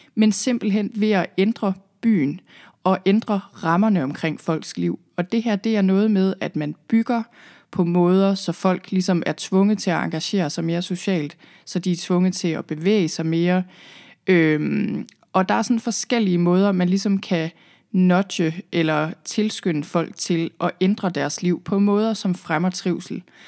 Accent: Thy, northwest Jutland, North Denmark Region, Denmark; moved away as an adult; also born or lived in London / Zealand; jeg er oprindeligt fra Thy i Nordvestjylland. Der boede jeg øh, hele mit liv, indtil jeg rejste væk

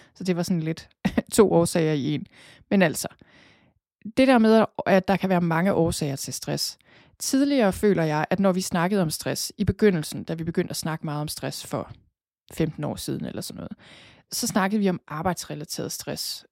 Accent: Thy, North Denmark Region, Denmark; accent: jysk; moved away as an adult; also born or lived in Copenhagen; Jeg er født og opvokset i Thy

